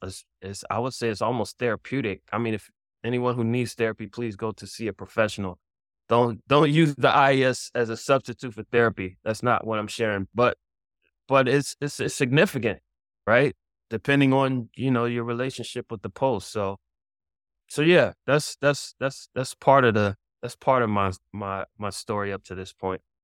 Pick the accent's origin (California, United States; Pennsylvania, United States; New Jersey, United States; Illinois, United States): Pennsylvania, United States; Philadelphia; now in New York, United States; I'm originally from Philadelphia, and but I live in New York